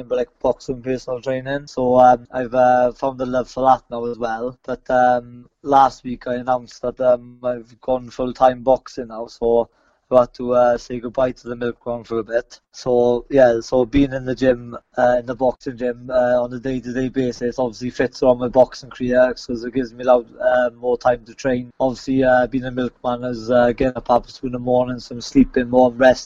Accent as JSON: {"language": "English", "region": "Wales", "country": "United Kingdom", "tie": "born or raised there", "said": "defend it in my hometown"}